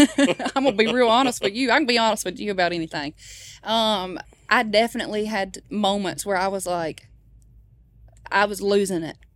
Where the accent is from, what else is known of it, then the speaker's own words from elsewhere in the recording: Baskin, Louisiana, United States; my hometown is called Baskin.